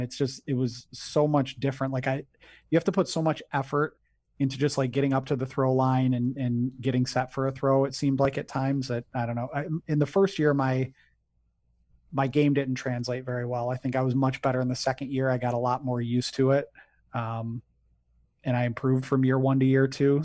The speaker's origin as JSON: {"language": "English", "town": "Detroit", "region": "Michigan", "country": "United States", "moved": "as an adult", "lives_now": "Grand Rapids, United States", "said": "I'm originally from the Detroit area, but I live in Grand Rapids, Michigan"}